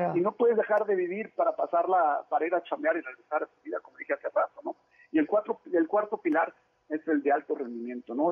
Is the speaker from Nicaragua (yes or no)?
no; Monterrey, Nuevo León, Mexico; born or raised there; also born or lived in Mexico City